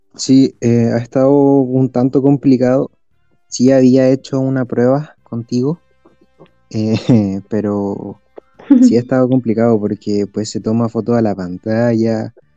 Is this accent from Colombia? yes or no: no; Chile; soy de Chile